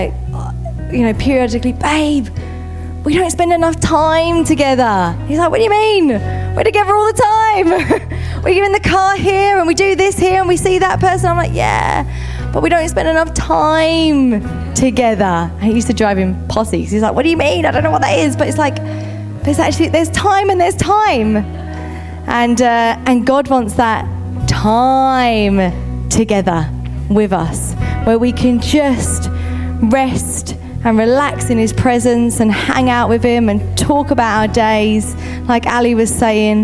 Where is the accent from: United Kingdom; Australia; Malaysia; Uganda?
United Kingdom; we're very British.